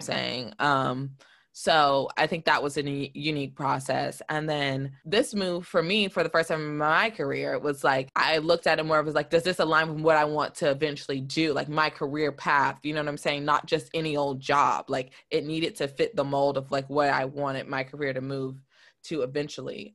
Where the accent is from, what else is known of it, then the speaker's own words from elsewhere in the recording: the South, United States; also born or lived in New York; now in Detroit, United States; growing up in the South